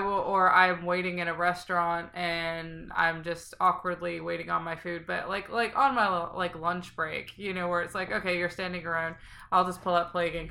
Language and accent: English; Scotland, United Kingdom; I'm from Scotland